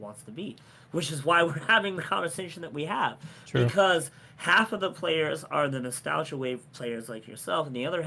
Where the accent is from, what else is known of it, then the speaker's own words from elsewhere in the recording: United States; I'm American